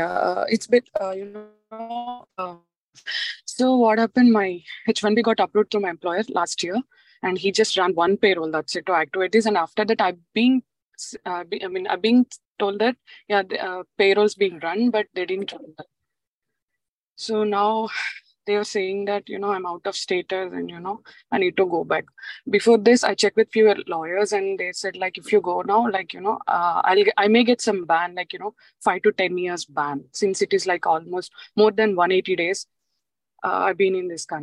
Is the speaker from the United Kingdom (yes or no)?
no; India; moved away as an adult; No, no, no. I yeah, I came from India